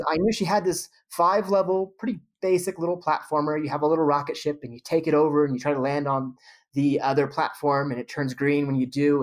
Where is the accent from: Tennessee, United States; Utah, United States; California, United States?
California, United States; Modesto; moved away; I grew up in the Central Valley in Modesto, California